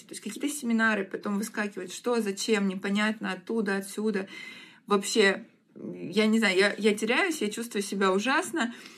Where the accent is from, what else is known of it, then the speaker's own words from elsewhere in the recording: Rostov-on-Don, Rostov Oblast, Russia; moved away as an adult; also born or lived in Krasnodar; Я сама ростовчанка, и мне очень не нравится в Краснодаре жить